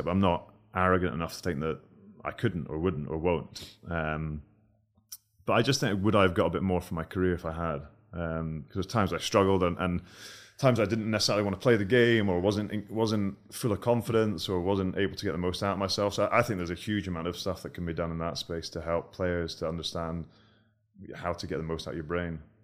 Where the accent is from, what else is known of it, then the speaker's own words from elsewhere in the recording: Scotland, United Kingdom; we're from Scotland